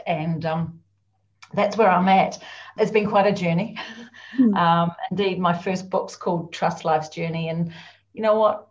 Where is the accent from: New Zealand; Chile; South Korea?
New Zealand; now in Scotland, United Kingdom; I'm actually a Kiwi, and you're probably thinking, what's a Kiwi? Although some of you may know, I'm a New Zealander.